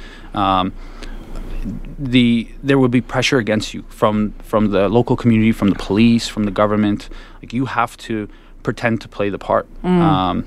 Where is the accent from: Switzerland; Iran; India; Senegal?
Iran; now in Canada; I was born in Iran